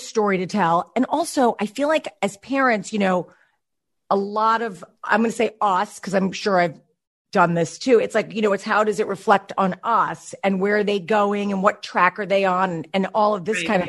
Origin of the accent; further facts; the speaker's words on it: Chappaqua, New York, United States; now in California, United States; I grew up in Chappaqua